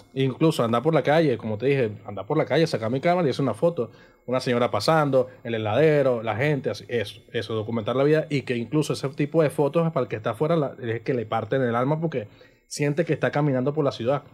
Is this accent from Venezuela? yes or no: yes; Coro, Falcón, Venezuela; Coro es mi casa, Coro es el patio donde yo vivo, o sea, lo es todo para mí